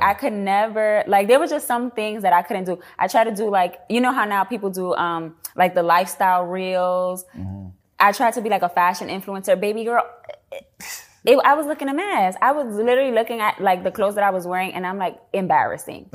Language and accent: English; New York City, New York, United States; moved away as an adult; also born or lived in Washington, District of Columbia, United States / Atlanta; now in Dallas, United States; I was born and raised in the Bronx.